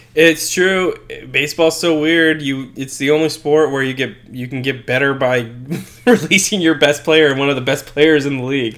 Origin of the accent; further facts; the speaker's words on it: United States; as an American